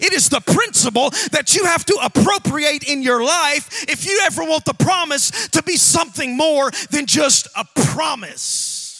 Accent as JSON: {"language": "English", "region": "Alabama", "country": "United States", "said": "We have to teach you how we preach down in Alabama. I'm from Alabama."}